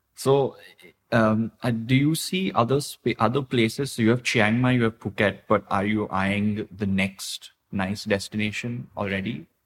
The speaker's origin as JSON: {"language": "English", "country": "India", "tie": "born or raised there", "moved": "yes", "lives_now": "Thailand", "said": "I grew up in India"}